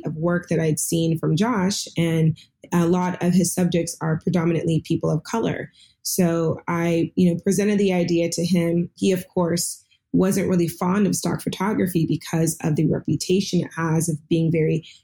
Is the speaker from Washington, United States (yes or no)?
yes; Seattle, Washington, United States; I'm here in Seattle